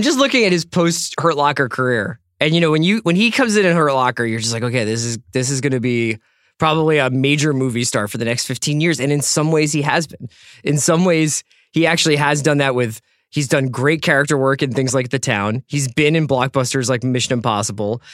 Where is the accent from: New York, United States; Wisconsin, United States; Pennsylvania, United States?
Pennsylvania, United States; Philadelphia; Philly where Andy and I grew up